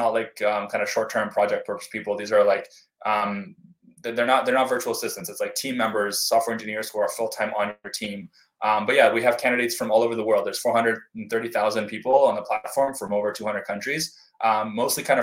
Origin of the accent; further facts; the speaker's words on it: United States; as an American